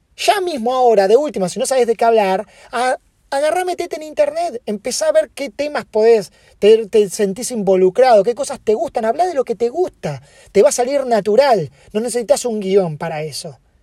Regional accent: Argentina; now in United States; yo soy argentino

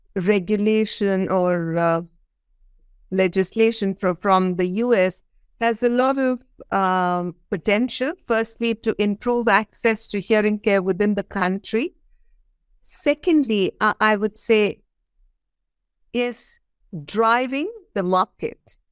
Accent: India; I come from India

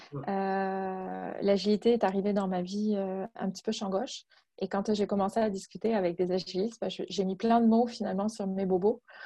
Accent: France; moved away as an adult; now in Quebec, Canada; Je suis française je viens de France, puis euh, ça fait dix ans maintenant que je vis euh, au Québec

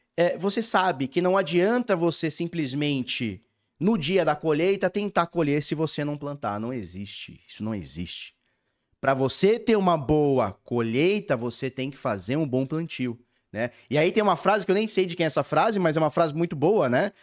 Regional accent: Brazil; como a gente é brasileira tudo

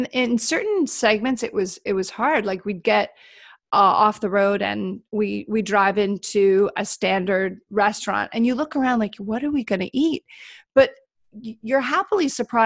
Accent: Canada; being Canadian

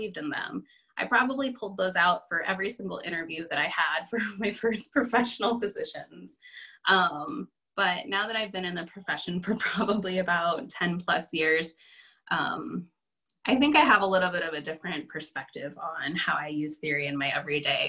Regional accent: Los Angeles, California, United States; moved away as an adult; also born or lived in Bay Area, California / Northeast United States; now in Twin Cities, Minnesota, United States; I'm originally from California, grew up in LA, and lived in the Bay Area for, gosh, forever

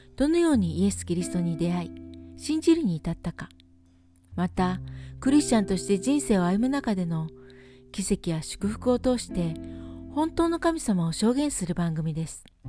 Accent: Philippines; born or raised there; now in Nelson, New Zealand

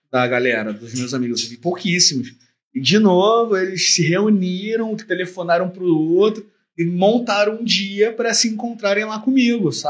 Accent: Belford Roxo, Rio de Janeiro, Brazil; Tipo assim, porra, eu sou de Bel, caralho. Eu sou de Bel

